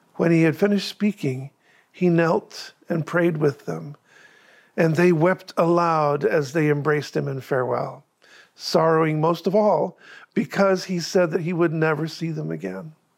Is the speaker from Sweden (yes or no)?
yes; Rättvik, Sweden; now in Sarasota, United States; my hometown church in Rötvik, Sweden